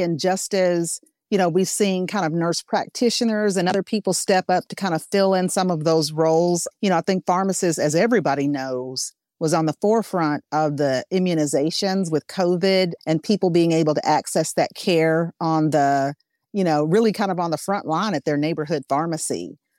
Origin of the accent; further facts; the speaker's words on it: Arkansas, United States; I'm from Arkansas.